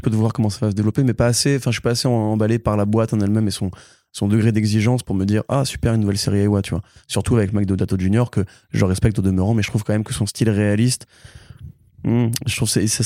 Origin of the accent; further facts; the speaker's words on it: Italy; moi je suis italien.